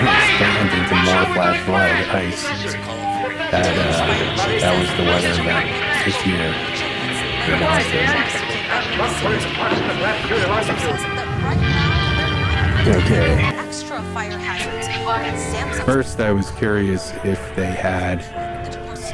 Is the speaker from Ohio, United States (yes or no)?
no; Denver, Colorado, United States; moved away; also born or lived in Chicago; I grew up in Denver, which is one of the sunniest parts of the country